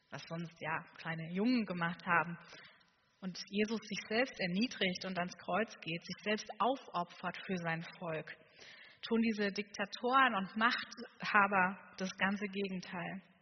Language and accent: German; Saxony, Germany; Und ich komme aus Sachsen. Ich weiß, man hört es nicht mehr ganz so